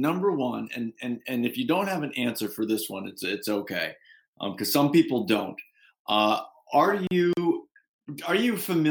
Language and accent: English; New England, United States; I grew up in New England in a family of fishermen